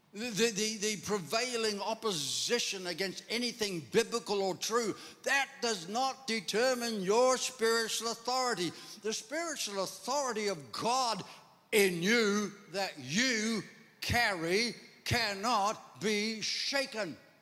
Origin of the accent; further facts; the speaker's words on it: Ireland; I'm Irish